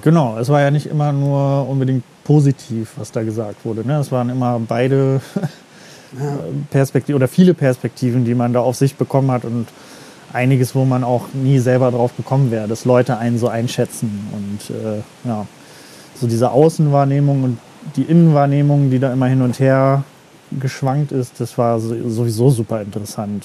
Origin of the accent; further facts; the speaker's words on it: Meckenheim, North Rhine-Westphalia, Germany; also born or lived in East Germany; bin ich aufgewachsen in Meckenheim bei Bonn